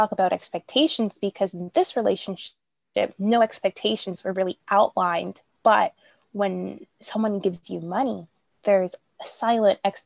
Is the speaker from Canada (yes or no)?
yes; Toronto, Ontario, Canada; I'm from Canada, Toronto. So here we're in lockdown